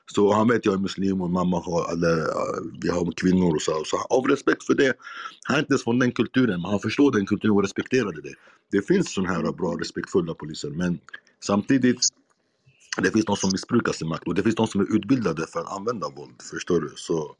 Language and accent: Swedish; Iraq; now in Sweden; där jag kommer från, Irak